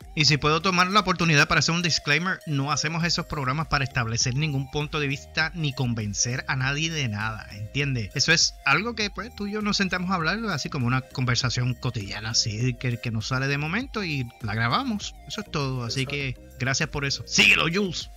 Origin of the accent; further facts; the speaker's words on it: Humacao, Puerto Rico; en el pueblo de Humacao, allá en los 80, yo era chamaco